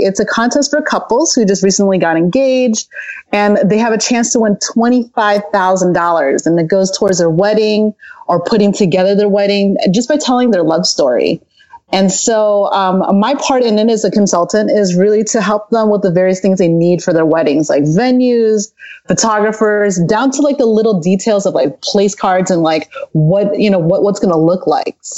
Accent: a little town outside of Chicago, Illinois, United States; moved away as an adult; now in Southern California, United States; I'm actually originally from a little town outside of Chicago, Illinois, and I moved down here to Southern California about 9 years ago

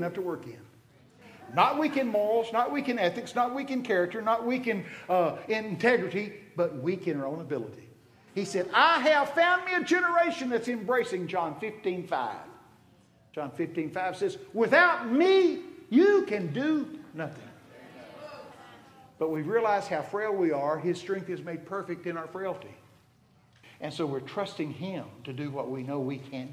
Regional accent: Texas, United States; I'm from Texas.

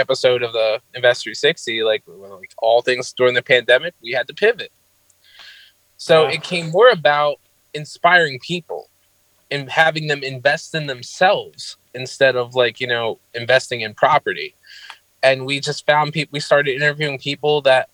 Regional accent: Trenton, New Jersey, United States; my hometown city, which is Trent, New Jersey

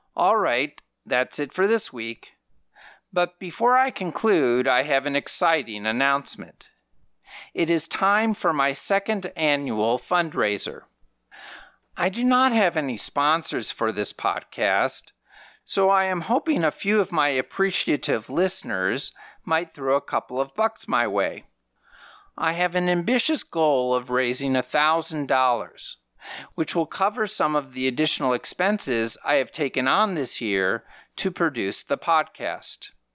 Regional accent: Minnesota, United States; I grew up in Minnesota

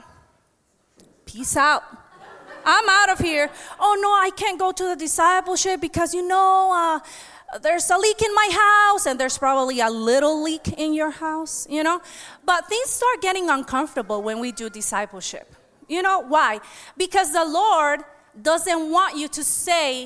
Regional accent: United States; I am an American. I was born here. I am just Honduran too

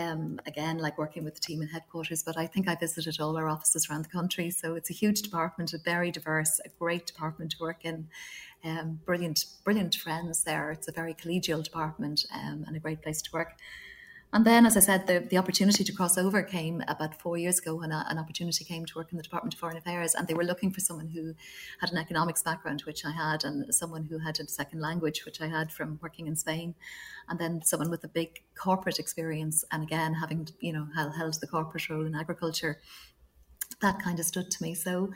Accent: Dublin, Leinster, Ireland; also born or lived in Wales / Yorkshire / Donegal / Longford; I grew up in Dublin, so as a Dub

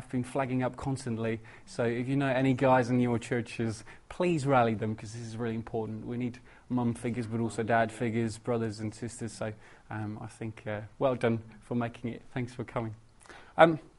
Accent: Netherlands; moved away as an adult; now in England; I'm originally from Holland, travelled over to England about 6 years ago and never been back since

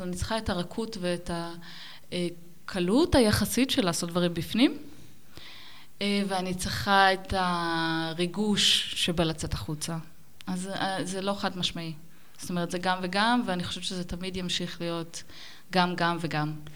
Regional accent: Ben Ami, Northern District, Israel; moved away as an adult; now in Berlin, Germany; אני גדלתי במושב בנעמי ליד נהריה

